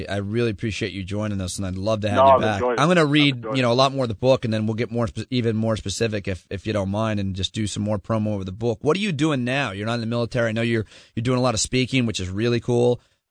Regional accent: Syracuse, New York, United States; Growing up in Syracuse, New York

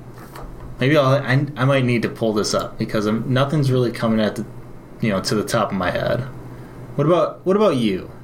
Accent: Wisconsin, United States; grew up in Wisconsin

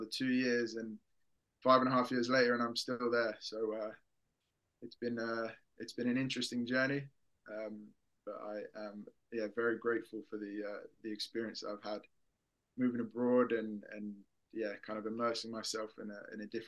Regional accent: England, United Kingdom; moved away as an adult; now in Sweden; I'm from England, obviously. Went to school here, studied uni here

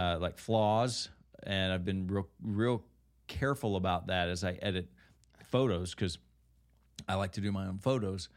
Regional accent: Kentucky, United States; I grew up in Kentucky

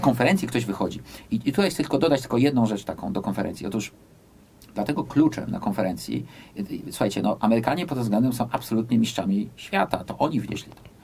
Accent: United States; moved away; ja też się wychowałem w Stanach Zjednoczonych

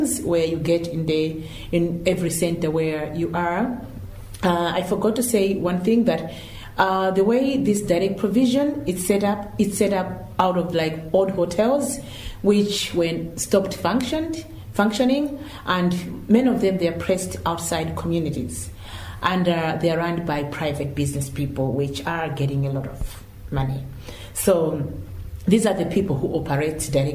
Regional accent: Malawi; moved away as an adult; now in Ireland; I came from Malawi. I moved over here 8 years ago

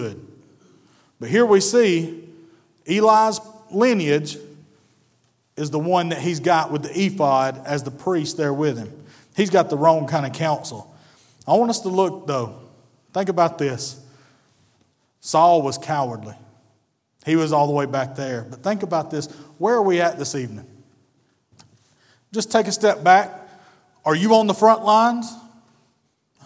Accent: North Georgia, United States; I'm from North Georgia

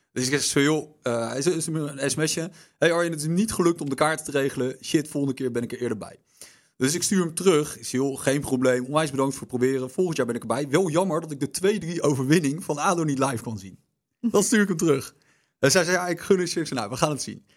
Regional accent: The Hague, South Holland, Netherlands; ik kom uit Den Haag

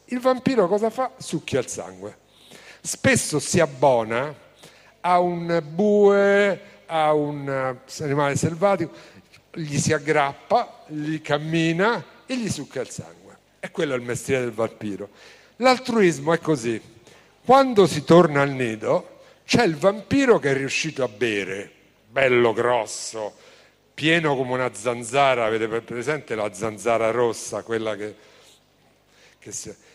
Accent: Rome, Lazio, Italy; Io vengo da Roma

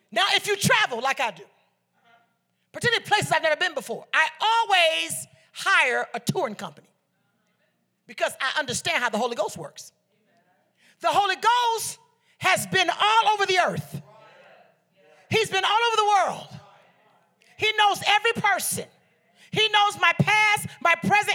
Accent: Liberia; I'm Liberian from the Bassa tribe

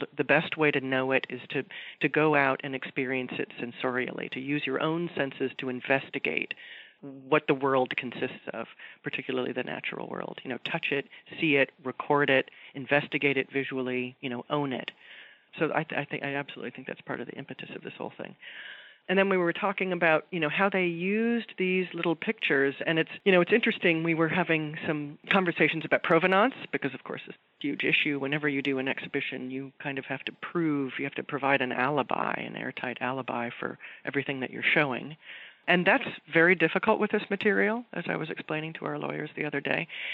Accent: Los Angeles, California, United States; I'm from Southern California

